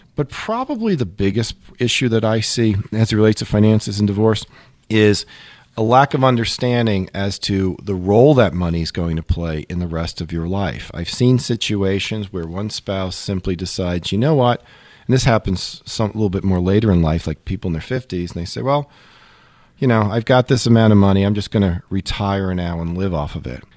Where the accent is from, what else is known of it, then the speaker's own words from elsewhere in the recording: Long Island, New York, United States; as a kid, I grew up in Long Island